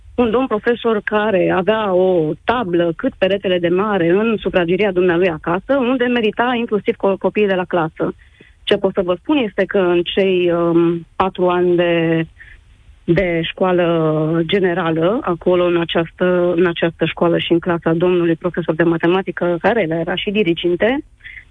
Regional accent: Romania; moved away as an adult; now in Italy; suntem plecați din România de un an și jumătate

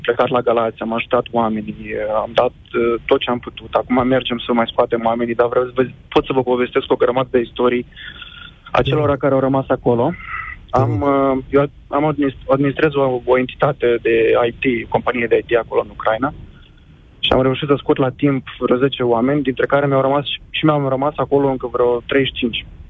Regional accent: Moldova; also born or lived in Kyiv, Ukraine; now in Bucharest, Romania; Sunt originar din Republica Moldova

